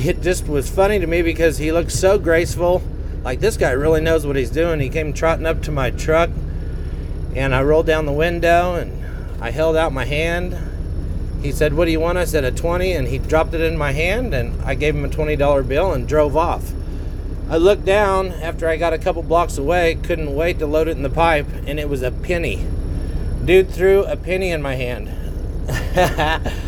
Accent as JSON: {"language": "English", "region": "Kansas", "country": "United States", "said": "I'm from Kansas."}